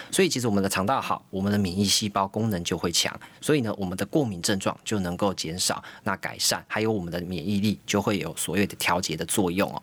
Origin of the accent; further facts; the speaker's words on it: Taiwan; 我们台湾人非常厉害